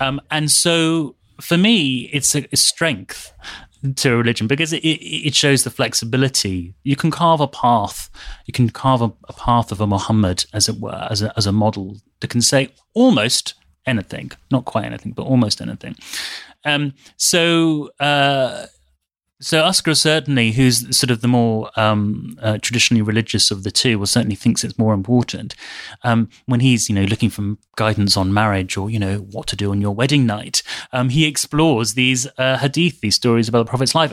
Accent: United Kingdom; a British Muslim

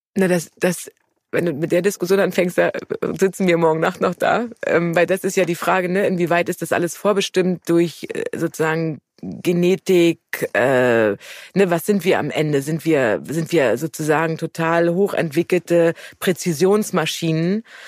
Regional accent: Germany; als Deutsche

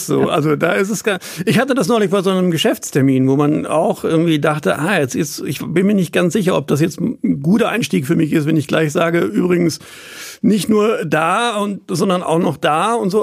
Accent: Dortmund, North Rhine-Westphalia, Germany; ich bin mitten in der Stadt groß geworden

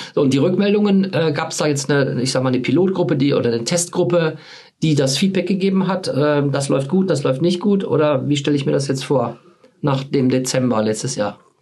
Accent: Dinslaken, North Rhine-Westphalia, Germany; ich komme aus Hiesfeld. Also Dienstlaken Hiesfeld.

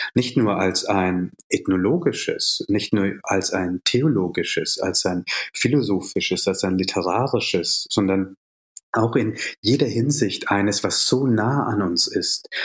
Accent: Bavaria, Germany; also born or lived in Jaffna, Sri Lanka; ich bin in Bayern groß geworden, also in einer sehr katholischen Gegend

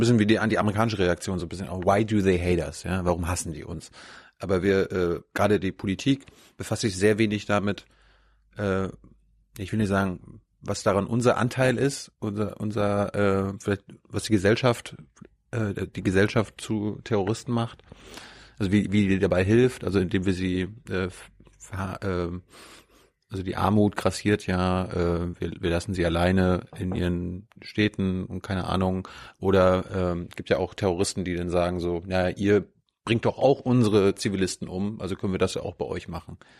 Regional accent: Germany

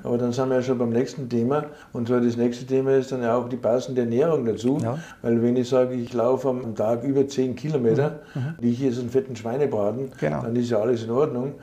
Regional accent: Austria; ich bin Österreicher

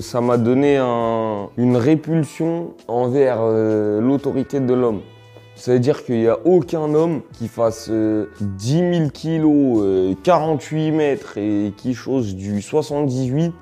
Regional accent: Villeneuve-la-Garenne, Île-de-France, France; also born or lived in Valenton; j'ai grandi à Villeneuve-la-Garenne et à Valenton

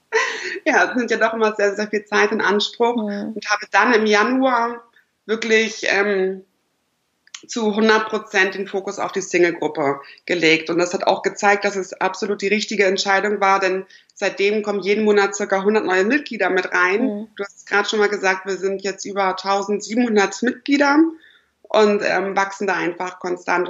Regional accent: Lüneburg, Lower Saxony, Germany; moved away as an adult; now in Berlin, Germany; ich komme ursprünglich aus Niedersachsen, Lüneburg, Uelzen, die Ecke

